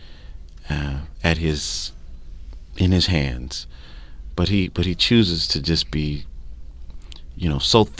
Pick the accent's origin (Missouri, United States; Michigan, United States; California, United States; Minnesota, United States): California, United States; Bakersfield; moved away as an adult; also born or lived in Brooklyn, New York; I grew up in Bakersfield, California